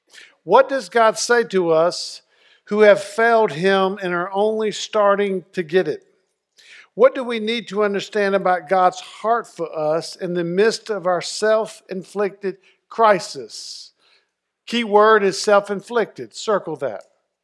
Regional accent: North Carolina, United States; When I was at growing up in Eastern North Carolina, it snowed. I was 16.

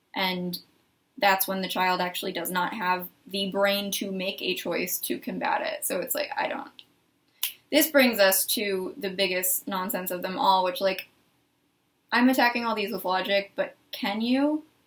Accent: Arizona, United States; moved away; I'm from Arizona

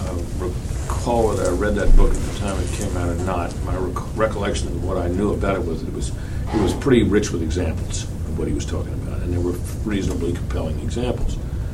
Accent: the East, East Coast, United States; I grew up in the East, went to Eastern schools

